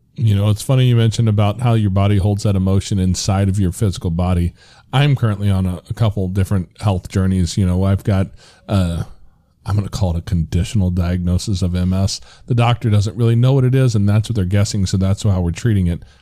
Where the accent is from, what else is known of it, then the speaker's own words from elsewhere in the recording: United States; as American males